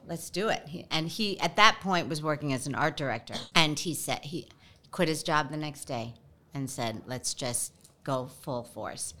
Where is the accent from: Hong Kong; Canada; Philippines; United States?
Philippines; I'm Filipino